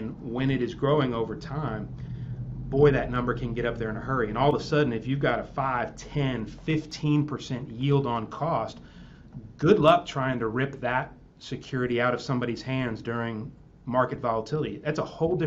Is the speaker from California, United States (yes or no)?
no; Texas, United States; I'm from Texas.